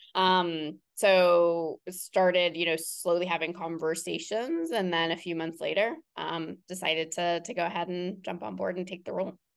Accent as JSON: {"language": "English", "town": "Cincinnati", "region": "Ohio", "country": "United States", "tie": "born or raised there", "said": "I am born and raised in Cincinnati, Ohio, in the suburbs of Cincinnati, Ohio"}